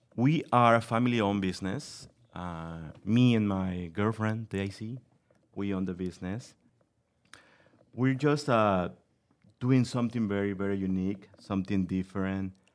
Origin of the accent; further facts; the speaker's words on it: Mexico City, Mexico; moved away as an adult; also born or lived in Massachusetts / Connecticut; now in Sycamore, United States; I'm from Mexico City. I grew up over there.